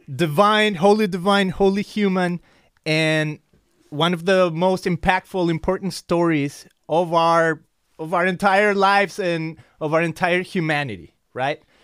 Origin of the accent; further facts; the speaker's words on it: Mexico; English is a second language; I'm from Mexico, so I always excuse myself with my accent